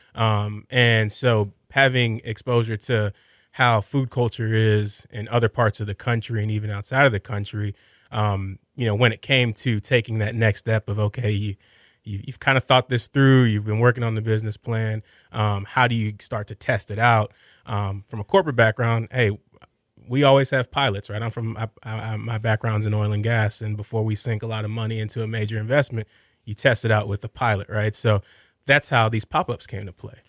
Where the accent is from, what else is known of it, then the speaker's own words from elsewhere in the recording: Sugar Land, Texas, United States; also born or lived in Alief, Houston; growing up in the Houston area, I actually lived in Sugarland, but spent all my time in A Leaf, Southwest Houston